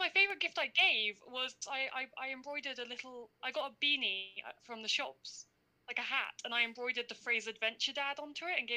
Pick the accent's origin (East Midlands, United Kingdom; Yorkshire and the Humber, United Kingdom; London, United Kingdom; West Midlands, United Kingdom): London, United Kingdom; I'm from London.